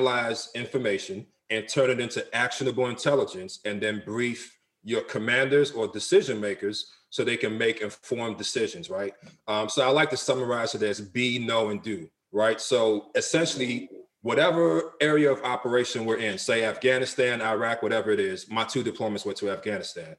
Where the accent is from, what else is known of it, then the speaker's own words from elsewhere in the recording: Nigeria; now in United States; I'm from Nigeria. On my mother's side, I'm from the Isoko tribe.